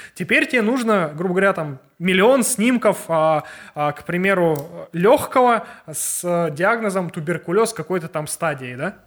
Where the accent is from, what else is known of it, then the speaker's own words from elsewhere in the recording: Kazakhstan; мы из Казахстана ребята